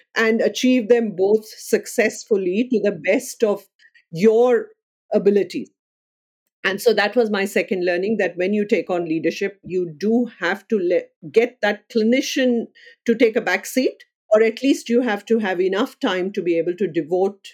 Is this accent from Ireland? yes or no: no; India; moved away as an adult; also born or lived in United Kingdom; now in Melbourne, Australia; I would identify as an Indian first and Australian next